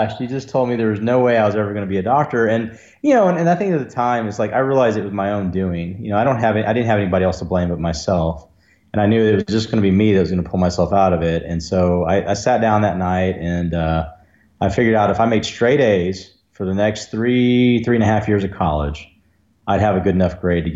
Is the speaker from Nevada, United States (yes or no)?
no; outside of San Antonio, Central Texas, United States; also born or lived in Fort Worth, Texas; I was born in Fort Worth, Texas, and my dad was actually an OB-GYN resident at John Peter Smith up there. And then when he finished residency, we moved down to Central